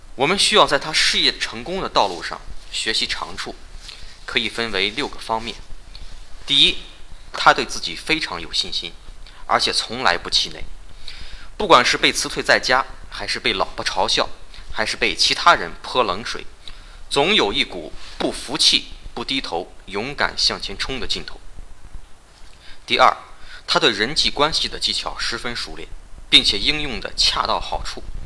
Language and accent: Chinese; China; 我们中国人